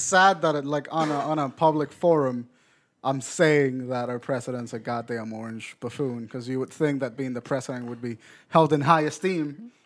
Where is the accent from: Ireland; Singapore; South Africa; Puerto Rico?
Puerto Rico; I'm from Puerto Rico